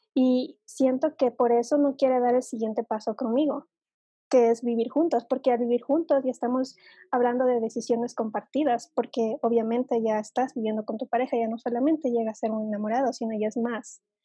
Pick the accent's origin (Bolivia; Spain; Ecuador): Ecuador; aquí en mi país es bastante común que el chico vaya a pedir la mano de la chica a la familia